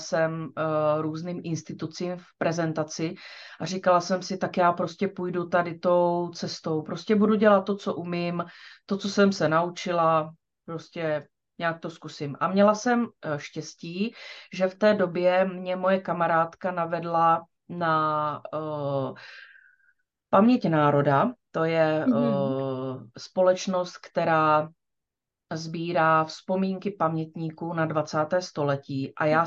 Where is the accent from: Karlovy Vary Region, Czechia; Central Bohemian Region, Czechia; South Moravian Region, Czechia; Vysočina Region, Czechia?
South Moravian Region, Czechia; Čejkovice; also born or lived in Brno; Já jsem se narodila v Čejkovicích